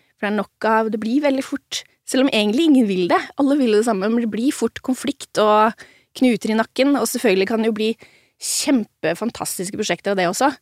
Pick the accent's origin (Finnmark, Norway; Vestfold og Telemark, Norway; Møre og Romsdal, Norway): Vestfold og Telemark, Norway; Ulefoss; jeg har vokst opp i Ulefoss